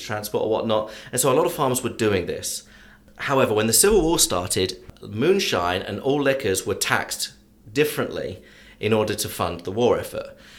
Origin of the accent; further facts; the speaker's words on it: England, United Kingdom; accent: English; moved away as an adult; now in Atlanta, United States; I'm English. I've been living in the US for 23 years now